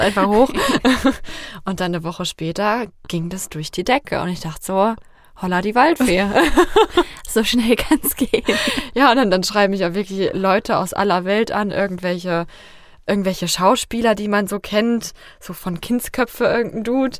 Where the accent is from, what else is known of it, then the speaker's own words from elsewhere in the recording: Fulda, Hesse, Germany; Fulda ist und bleibt meine Heimat